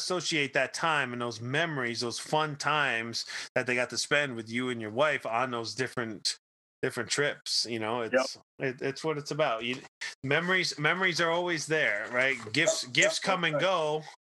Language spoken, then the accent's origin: English; Kingston, New York, United States; now in Michigan, United States; I grew up in Kingston, about 90 miles north of New York City